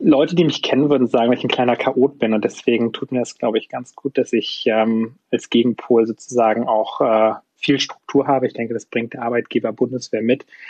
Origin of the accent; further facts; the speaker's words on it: Usedom, Mecklenburg-Vorpommern, Germany; now in Munich, Germany; ich komme eigentlich aus Mecklenburg-Vorpommern, bin auf der Insel Usedom aufgewachsen